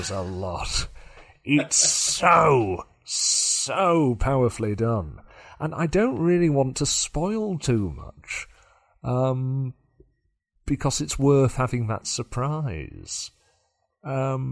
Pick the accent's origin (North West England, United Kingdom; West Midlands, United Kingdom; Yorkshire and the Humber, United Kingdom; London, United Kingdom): Yorkshire and the Humber, United Kingdom; for me as a Yorkshireman